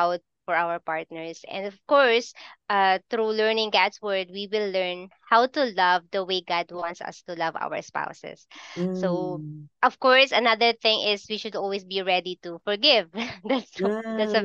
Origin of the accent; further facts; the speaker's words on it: Philippines; I'm from the Philippines